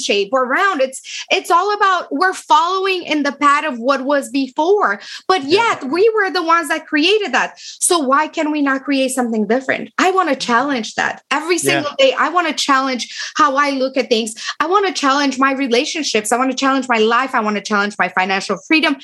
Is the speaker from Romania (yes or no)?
yes; Romania; English is a second language; moved away as an adult; now in United States; I am from Romania.